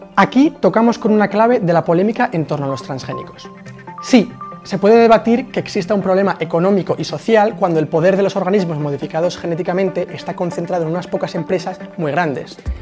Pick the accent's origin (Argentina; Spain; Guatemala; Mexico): Spain; España sí, y de hecho somos líderes europeos por el cultivo de MON 810